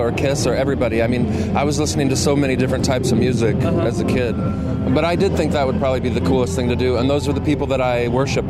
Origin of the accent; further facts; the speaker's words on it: Michigan, United States; moved away as an adult; now in Portugal; I grew up in Michigan.